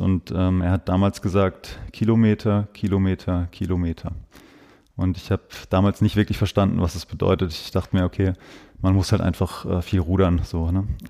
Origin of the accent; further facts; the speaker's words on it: Breisach, Baden-Württemberg, Germany; also born or lived in Freiburg; ich bin zwar in Freiburg geboren, ich bin ein Freiburger Bobbele, wie man, wie man so schön sagt. Ich bin im St. Elisabethen Krankenhaus zur Welt gekommen, bin aber in Breisach, Breisach-Niederremsingen aufgewachsen